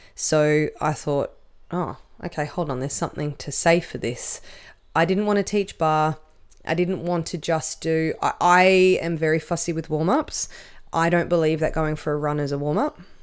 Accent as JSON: {"language": "English", "town": "Canberra", "region": "Australian Capital Territory", "country": "Australia", "tie": "born or raised there", "said": "I grew up with in Canberra."}